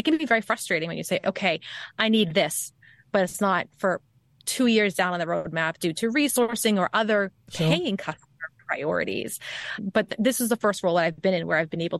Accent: Boston, Massachusetts, United States; accent: Bostonian; the Bostonian side of my accent.

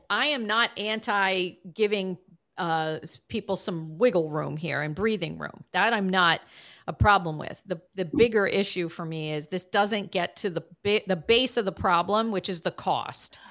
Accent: Boston, Massachusetts, United States; my hometown of Boston, Massachusetts

